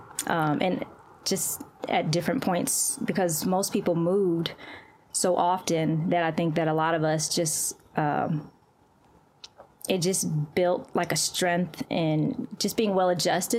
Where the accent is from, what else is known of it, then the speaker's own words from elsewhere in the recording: Valdosta, Georgia, United States; also born or lived in Crete, Greece / Guam; But I was born in Crete, Greece, and so we lived there for about a year, and then we moved to Guam, and then we eventually moved to Valdosta, Georgia, which is where I spent majority of my childhood.